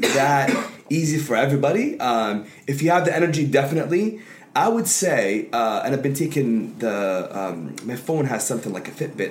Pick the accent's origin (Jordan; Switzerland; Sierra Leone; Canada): Jordan; Amman, Amman Governorate; now in United States; It's just in growing up in Jordan, it was very family oriented.